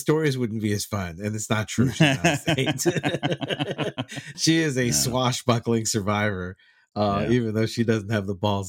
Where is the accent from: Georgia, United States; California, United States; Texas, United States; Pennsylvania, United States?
Texas, United States; that was a lot of what I grew up seeing in Texas.